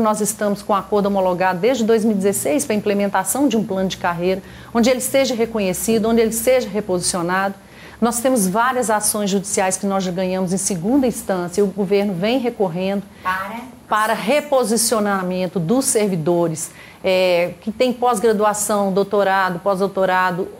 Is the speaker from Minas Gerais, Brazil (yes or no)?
yes; Minas Gerais, Brazil; da nossa existência enquanto mineiros